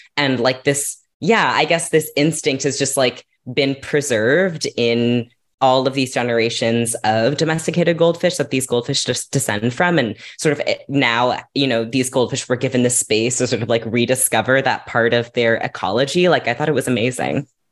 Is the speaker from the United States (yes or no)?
yes; California, United States; I grew up in California